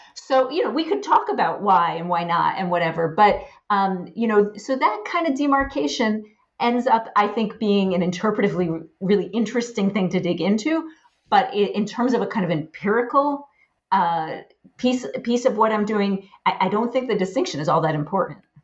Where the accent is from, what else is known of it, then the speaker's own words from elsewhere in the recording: Poughkeepsie, New York, United States; I grew up in a middle class home in Poughkeepsie, New York